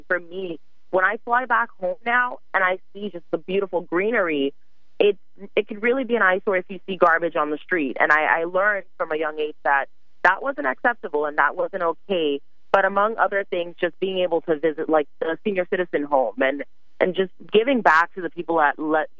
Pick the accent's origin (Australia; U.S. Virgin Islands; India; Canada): U.S. Virgin Islands; Charlotte Amalie; now in New York, United States; I definitely grew up in the place where everyone vacations. So I do love when I visit back home. However, growing up there, it's completely different.